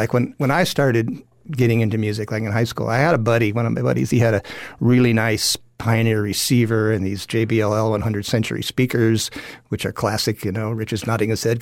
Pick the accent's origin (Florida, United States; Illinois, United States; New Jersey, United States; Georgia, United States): Illinois, United States; Chicago; I grew up in the Chicago, outside of Chicago